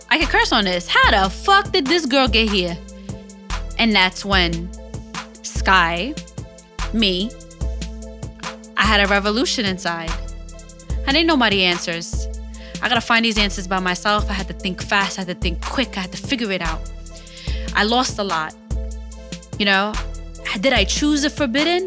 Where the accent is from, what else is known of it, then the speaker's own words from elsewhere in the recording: United States; I'm an American citizen